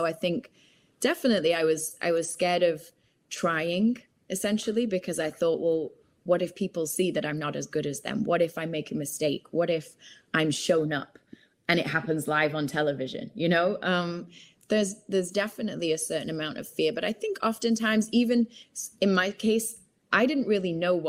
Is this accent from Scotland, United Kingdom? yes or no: no; Manchester, North West England, United Kingdom; So I grew up in Manchester. Once I'd finished high school in Manchester, I then moved to, I really wanted to do languages at university.